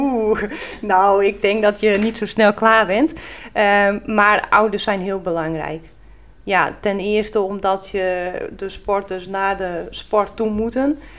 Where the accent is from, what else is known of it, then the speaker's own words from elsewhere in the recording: Friesland, Netherlands; En in Friesland zeggen we dan, nou, van wie bist er